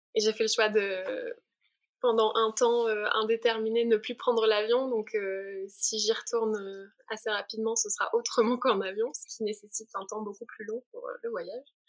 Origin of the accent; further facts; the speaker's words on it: Provence-Alpes-Côte d'Azur, France; moved away; je viens du sud de la France. J'ai grandi sous le soleil des, des montagnes des Alpes-Maritimes